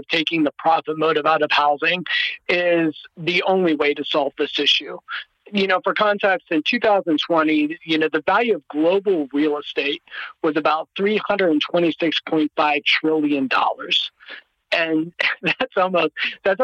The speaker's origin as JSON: {"language": "English", "region": "Ohio", "country": "United States", "moved": "yes", "said": "I'm originally from Ohio"}